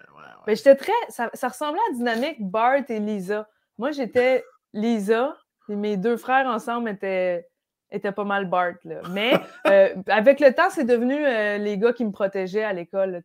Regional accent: Brossard, Quebec, Canada; also born or lived in Lac-Simon, Outaouais; J'ai, j'ai grandi à Brossard

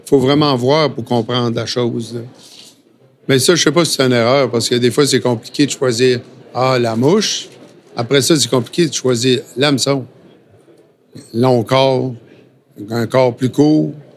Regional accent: Lévis, Quebec, Canada; moved away; also born or lived in Sainte-Foy / New Brunswick; je suis natif de Lévis. OK. Euh, Sainte-Foy, après ça

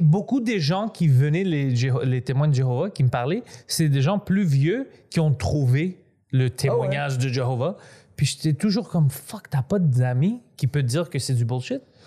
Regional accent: Greece; je suis grec

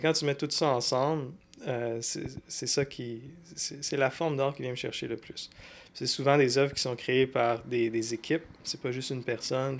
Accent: Sherbrooke, Quebec, Canada; also born or lived in Montreal / Longueuil; je suis né à Sherbrooke. J'ai passé les... Dans le fond, jusqu'à temps... jusqu'à temps que j'avais 18 ans, j'étais à Sherbrooke

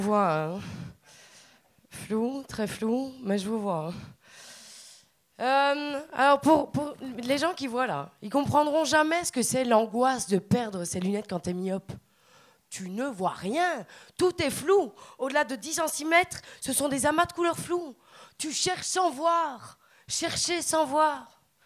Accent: Belgium; accent: Belgian; also born or lived in Liège; now in Montreal, Canada; quand t'es belge à Montréal, c'est que souvent les Québécois ils font pas la distinction entre l'accent belge et l'accent français. Ils pensent qu'on est français

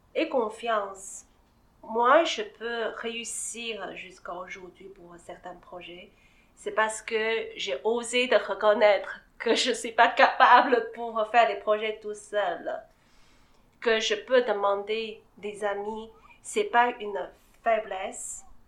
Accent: China; French is a second language; now in Montreal, Canada; Je suis née en Chine, je suis grandie là-bas

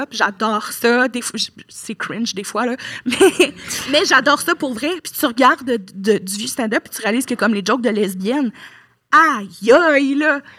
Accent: Lévis, Quebec, Canada; Moi, je viens de Lévis, mais je suis allée à l'école à Québec toute.

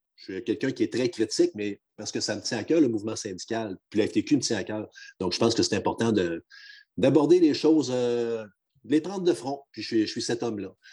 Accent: Quebec, Canada; moved away; on fait beaucoup de blagues des fois sur le chauvinisme des gens de la région, encore principalement de la mienne

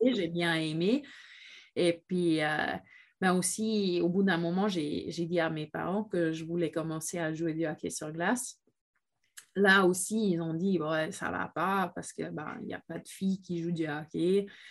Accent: Switzerland; je viens de la Suisse pendant 13 ans.

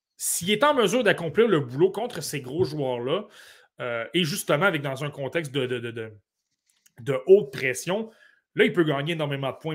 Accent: Côte-Nord, Quebec, Canada; je suis originaire de la Côte-Nord

